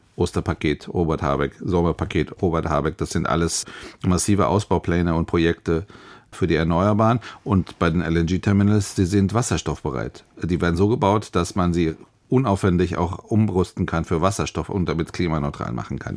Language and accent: German; Hesse, Germany; gerade ich als Hesse